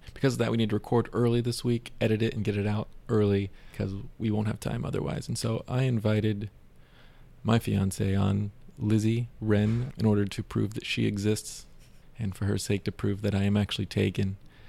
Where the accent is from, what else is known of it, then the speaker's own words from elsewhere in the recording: Georgia, United States; moved away; Georgia, my hometown